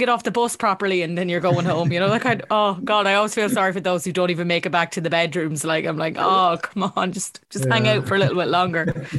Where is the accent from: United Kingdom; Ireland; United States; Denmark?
Ireland; We can't dance as Irish people